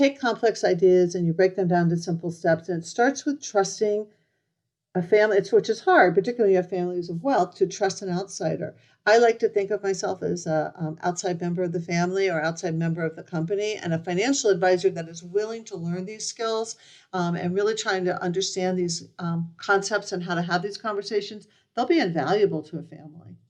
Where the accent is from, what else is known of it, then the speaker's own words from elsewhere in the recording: Miami, Florida, United States; moved away as an adult; also born or lived in Michigan; I grew up in Miami and I went to Michigan